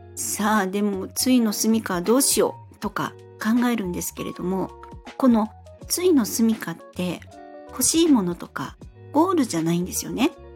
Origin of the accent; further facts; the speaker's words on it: Fukuoka, Japan; moved away as an adult; now in Kanto, Japan; 私は三十歳まで福岡で過ごしまして、生まれも育ちも福岡です